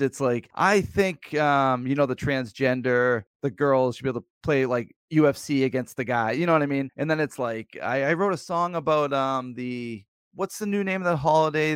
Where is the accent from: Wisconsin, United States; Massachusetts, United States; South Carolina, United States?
Massachusetts, United States; Plymouth; now in near Old Sturbridge Village, Massachusetts, United States; I grew up near Plymouth Plantation